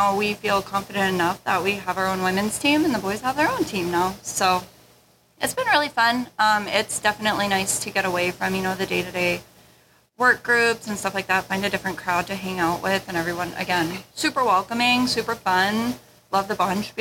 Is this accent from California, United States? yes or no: no; Laramie, Wyoming, United States; moved away as an adult; I'm from Wyoming, born and raised down in Laramie